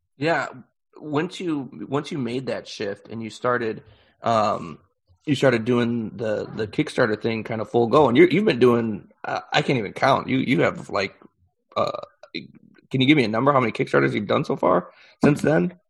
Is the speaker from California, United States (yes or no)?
no; Chicago, Illinois, United States; I'm I'm from Chicago, um, and so uh, I was local